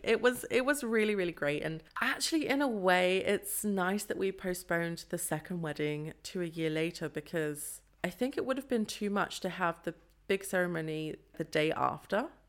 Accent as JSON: {"language": "English", "region": "London", "country": "United Kingdom", "tie": "born or raised there", "also_born_or_lived": "Nottingham", "moved": "as an adult", "lives_now": "Freiburg, Germany", "said": "I was born in Nottingham but lived in London for most of my life"}